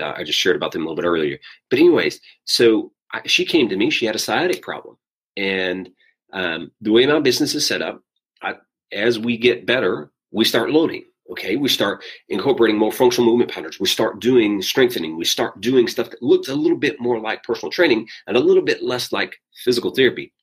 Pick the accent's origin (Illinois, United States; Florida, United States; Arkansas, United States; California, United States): Arkansas, United States; South; moved away; I'm from South Arkansas